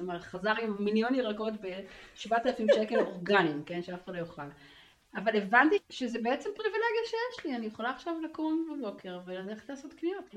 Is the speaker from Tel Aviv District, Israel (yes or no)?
yes; Tel Aviv, Tel Aviv District, Israel; גרה בתל אביב, שם גדלתי